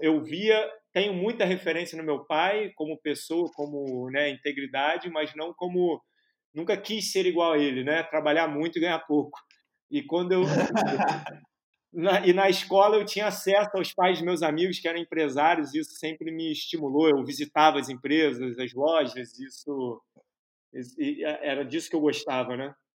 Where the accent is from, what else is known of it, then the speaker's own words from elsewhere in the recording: Rio de Janeiro, Brazil; also born or lived in United States; eu venho de uma família de, do Piauí, de João Pessoa, que vieram para o Rio de Janeiro. É, moro no Rio de Janeiro desde sempre, né? Tive uma temporada nos Estados Unidos ali, no, né, de 5 aos 10 anos